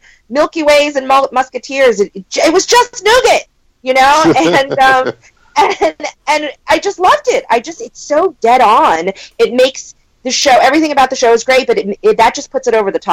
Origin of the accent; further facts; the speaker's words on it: East Coast, United States; now in California, United States; I'm from the East Coast